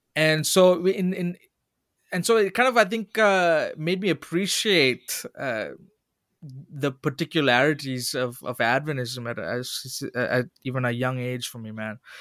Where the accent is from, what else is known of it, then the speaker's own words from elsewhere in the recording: Oman; moved away as an adult; also born or lived in Sri Lanka; now in United States; as a Sri Lankan kid growing up in Oman